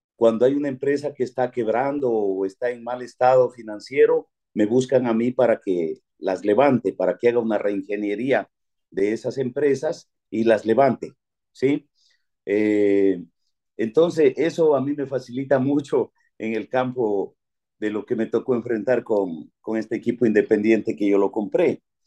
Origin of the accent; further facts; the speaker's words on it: Pindal, Loja, Ecuador; moved away; nací en Pindal y siempre pues este, estuve eh, estudiando fuera